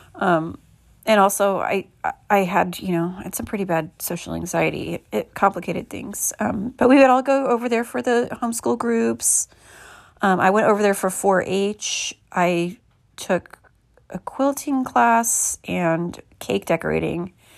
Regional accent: Midwest, United States; moved away; I'm from the Midwest

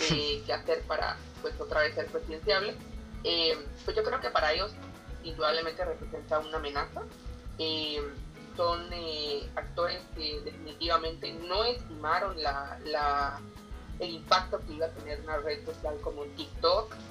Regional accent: Oriente, Guatemala; que yo soy de Oriente y la gente de Oriente, pues no somos tan amables, somos más directos.

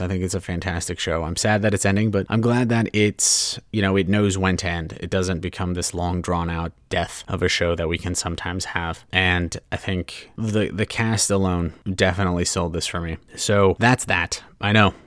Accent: Southern California, United States; also born or lived in Hawaii; growing up as a Southern California kid

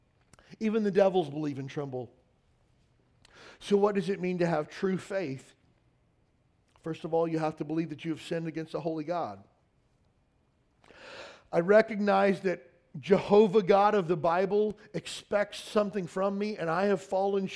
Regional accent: Kentucky, United States; moved away as an adult; I grew up in Kentucky.

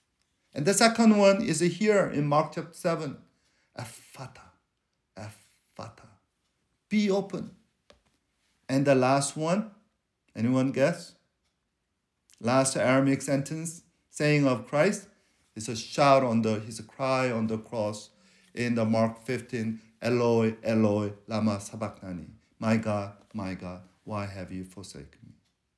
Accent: South Korea; first language Korean; English is a second language; But when I'm in trouble, I speak Korean. That's because that's my mother tongue.

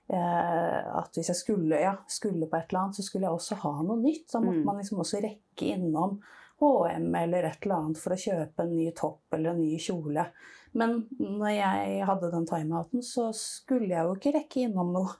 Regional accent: Nesodden, Akershus, Norway; Jeg er oppvokst eh, på Nesodden

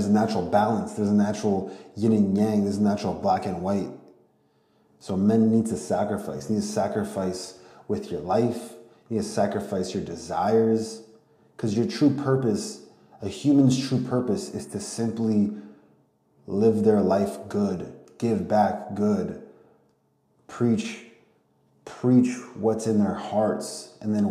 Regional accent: Ukraine; I'm from Ukraine, my family's from Ukraine

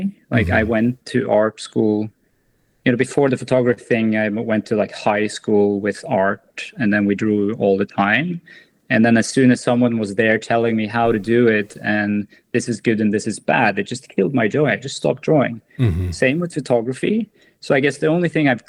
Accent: Norway; born or raised there

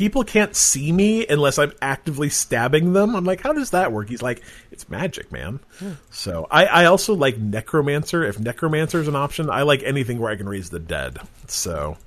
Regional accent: Utah, United States; growing up in Utah

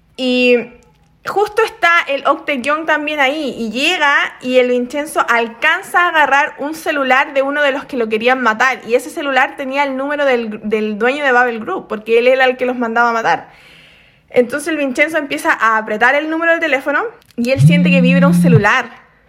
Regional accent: Chile; now in South Korea; soy chilena.

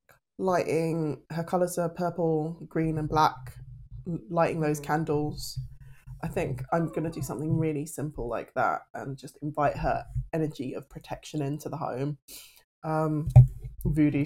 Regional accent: United Kingdom; the British stiff upper lip

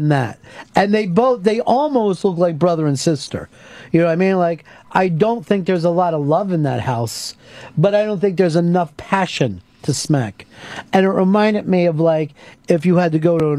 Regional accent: Pennsylvania, United States; I'm from Pennsylvania, where the Wyeth family is from

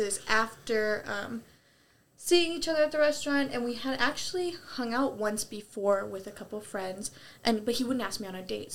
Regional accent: North Dakota, United States; I'm from North Dakota

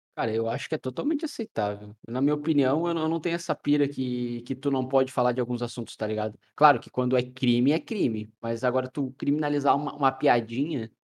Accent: Rio Grande do Sul, Brazil; Ah, eu sou gaúcho. A gente tem uma cultura muito forte.

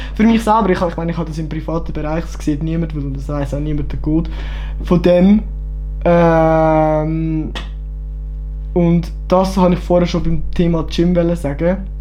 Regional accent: Kriens, Lucerne, Switzerland; mein Heimatort ist Krien, unser Heimatort ist Kriens, ich darf das. Luzern

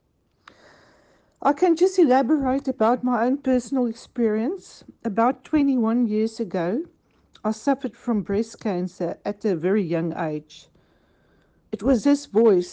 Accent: South Africa; moved away as an adult; now in Cornwall, United Kingdom; I was born and bred in South Africa

